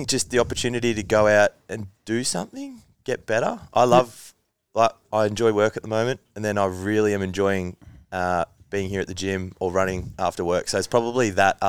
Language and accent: English; Langwarrin, Victoria, Australia; also born or lived in Frankston; Yes, whole life. Langwarrin. Moved to Frankston when I was like 12, maybe.